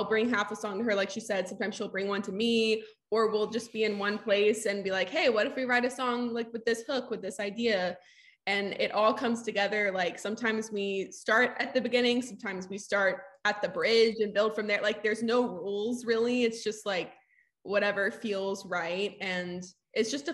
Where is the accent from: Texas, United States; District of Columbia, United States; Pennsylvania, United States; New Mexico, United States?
Texas, United States; Southeast; now in Nashville, United States; we're from Southeast Texas